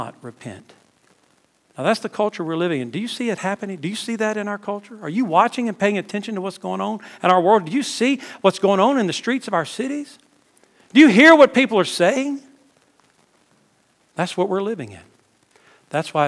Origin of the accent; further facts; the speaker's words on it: South Louisiana, United States; moved away as an adult; now in South Georgia, United States; We weren't raised in Cajun country, but we were raised in South Louisiana